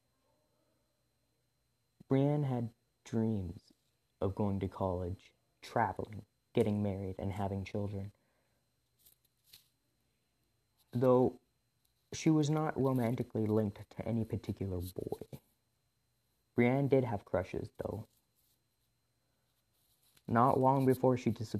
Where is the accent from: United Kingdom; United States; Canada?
Canada; Revelstoke, British Columbia; my hometown in Revelstoke, British Columbia